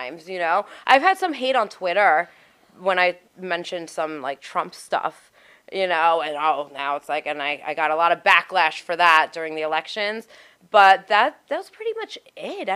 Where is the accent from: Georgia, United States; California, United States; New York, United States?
New York, United States; New York City; I'm from Staten Island